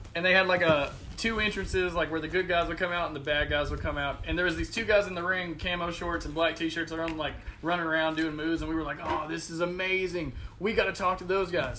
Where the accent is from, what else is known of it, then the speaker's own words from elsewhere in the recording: Fort Oglethorpe, Georgia, United States; also born or lived in Chattanooga, Tennessee; I grew up in Fort Oglethorpe ish area or Chattanooga or somewhere around there